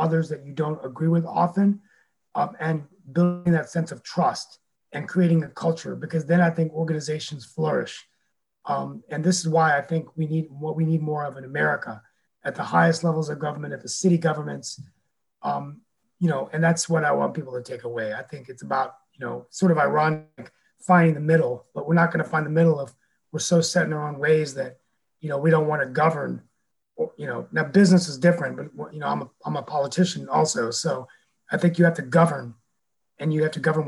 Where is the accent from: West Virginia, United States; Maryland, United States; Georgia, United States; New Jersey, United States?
West Virginia, United States; now in Morrisville, United States; my home state of West Virginia